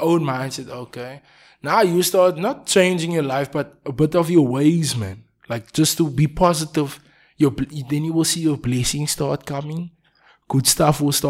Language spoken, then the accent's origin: English; Cape Town, Western Cape, South Africa; I'm from Manenberg.